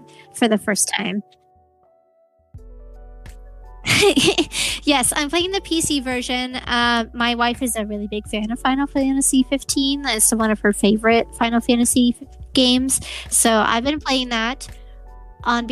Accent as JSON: {"language": "English", "town": "Portland", "region": "Oregon", "country": "United States", "said": "I'm from Portland, Oregon"}